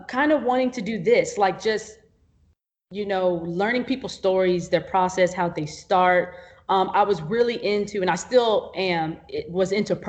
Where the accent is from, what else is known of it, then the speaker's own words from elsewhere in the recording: Arlington, Texas, United States; also born or lived in Fort Worth / Mansfield; I was mostly raised like in Arlington, Mansfield area